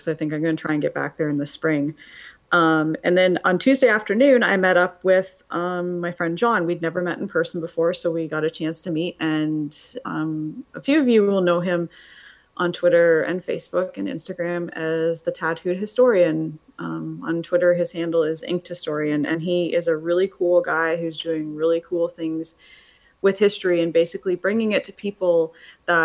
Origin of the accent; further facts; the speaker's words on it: Canada; I'm Canadian